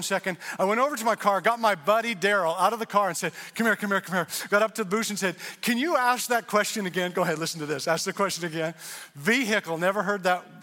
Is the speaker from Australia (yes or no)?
no; Canada; also born or lived in Indiana; now in United States; I'm from Canada